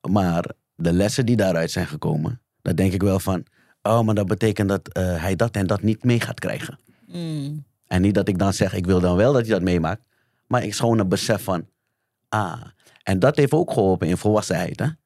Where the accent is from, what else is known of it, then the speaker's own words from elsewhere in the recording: The Hague, South Holland, Netherlands; Ik kom uit de Schilderswijk jaren negentig.